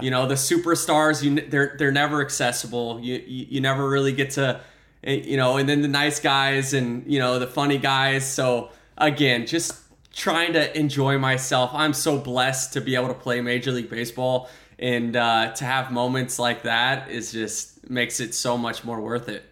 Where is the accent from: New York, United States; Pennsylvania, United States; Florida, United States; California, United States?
Florida, United States; Tampa; Tampa Bay, my hometown team